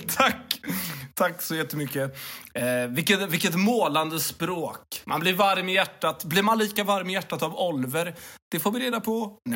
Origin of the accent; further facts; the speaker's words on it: Mölnlycke, Västra Götaland, Sweden; now in Lund, Sweden; Jag kommer ju från Mölnlycke. Jag kommer inte ifrån Lund. Jag bara råkar vara bosatt i Lund.